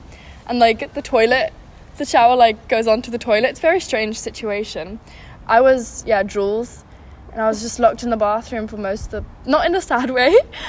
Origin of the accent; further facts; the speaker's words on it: South Africa; now in Amsterdam, Netherlands; We live in Amsterdam. I'm from South Africa. What else? I'm 17.